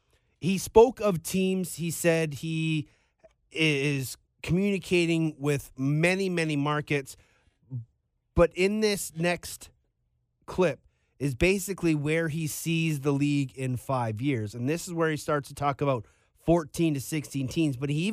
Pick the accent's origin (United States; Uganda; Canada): Canada; As a Canadian, I would love to be able to turn on TSN or Sportsnet and find a lacrosse game.